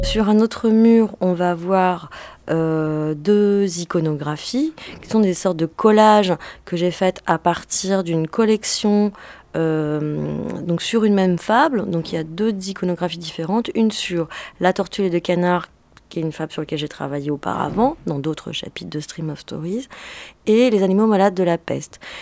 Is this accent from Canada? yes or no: no; France; also born or lived in Algeria; je faisais toutes les vacances en Algérie et toute la période, toute la période scolaire en France